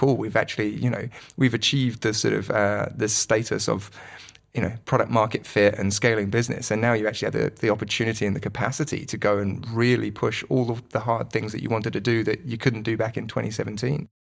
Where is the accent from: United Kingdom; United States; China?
United Kingdom; moved away as an adult; also born or lived in London / Manchester; now in Wellington, New Zealand; all of my past is in, in the U K, so it's not like I'm bumping into people from school